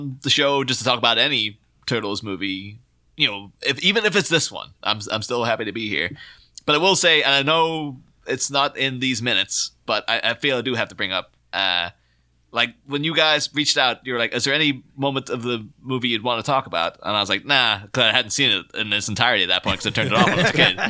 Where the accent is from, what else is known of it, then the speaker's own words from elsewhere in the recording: Strabane, Northern Ireland, United Kingdom; I grew up in Strabane, which is a couple of miles away from Derry